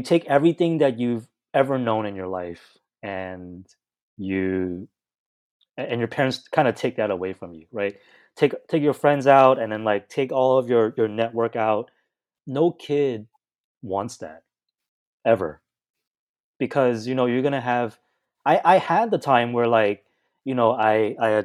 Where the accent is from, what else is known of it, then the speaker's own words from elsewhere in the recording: Vancouver, British Columbia, Canada; moved away; also born or lived in Hong Kong / Union City, California; my mom had took us to Vancouver, Canada. So we migrated to Canada when I was really young